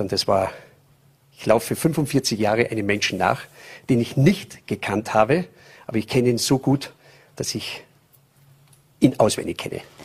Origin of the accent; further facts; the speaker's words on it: St. Michael im Lungau, Salzburg, Austria; also born or lived in California / Las Vegas; aktuell in St. Michael im Lungau, das ist Salzburger Land. Da bin ich auch geboren